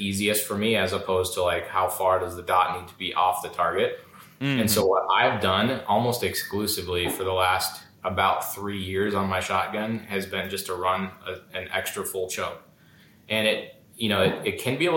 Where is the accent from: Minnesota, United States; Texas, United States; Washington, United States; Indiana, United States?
Minnesota, United States; I was born and raised in Minnesota